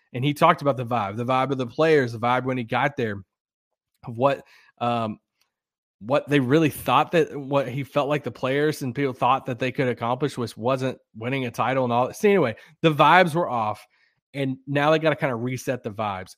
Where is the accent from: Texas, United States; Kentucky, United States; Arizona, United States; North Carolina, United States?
Kentucky, United States; moved away; my hometown today, uh, yesterday in Kentucky